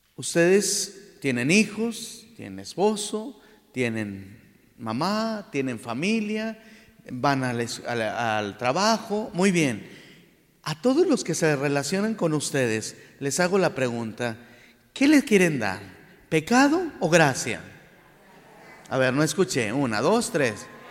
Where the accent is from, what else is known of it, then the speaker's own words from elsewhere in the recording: Saltillo, Coahuila, Mexico; also born or lived in Monclova / Rome; nuestra ciudad